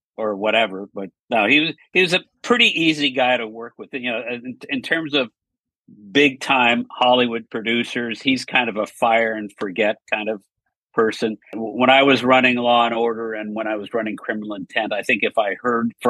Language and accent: English; Montreal, Quebec, Canada; I grew up in Montreal, Canada